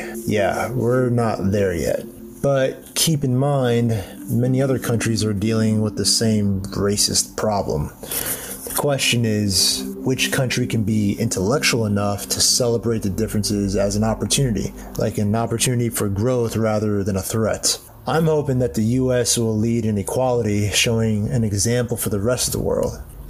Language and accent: English; United States; now in Ohio, United States; I'm American, but my race is mixed with Indian and Hispanic, and my current location is Ohio.